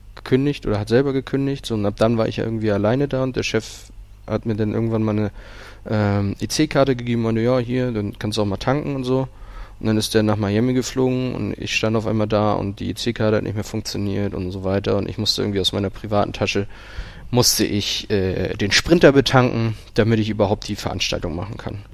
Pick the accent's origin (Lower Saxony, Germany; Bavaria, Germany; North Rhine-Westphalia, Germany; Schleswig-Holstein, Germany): Schleswig-Holstein, Germany; Lübeck; moved away; ich komme ursprünglich aus Lübeck